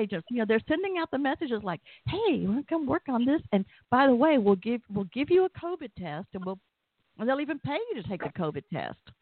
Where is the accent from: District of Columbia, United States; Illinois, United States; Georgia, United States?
Georgia, United States; Atlanta; you can probably tell I'm from Atlanta